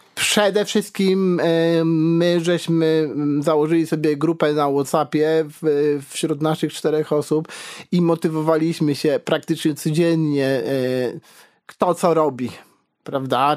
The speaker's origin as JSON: {"language": "Polish", "area": "Karkonosze", "region": "Lower Silesian Voivodeship", "country": "Poland", "also_born_or_lived": "Wrocław", "said": "ja jestem z Karkonoszy"}